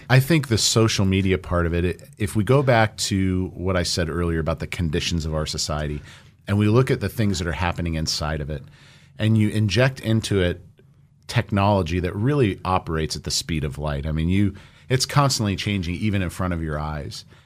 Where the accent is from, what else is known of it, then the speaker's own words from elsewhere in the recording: Orange County, California, United States; moved away; I grew up in Orange County.